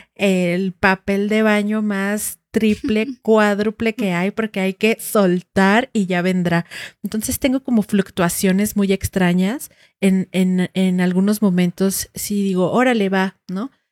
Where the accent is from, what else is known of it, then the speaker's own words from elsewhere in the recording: Huehuetán, Mexico; yo en el pueblo crecí viendo en Huehuetán eh, el pueblo